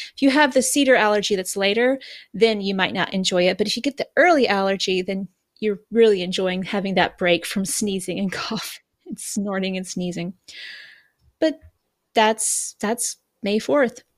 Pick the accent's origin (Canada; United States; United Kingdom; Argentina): United States; now in Japan; as an American